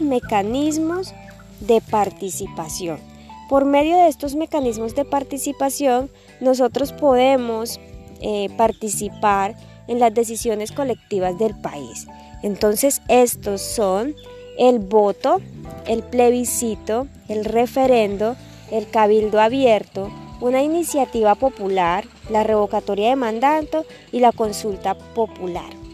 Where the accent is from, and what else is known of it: Colombia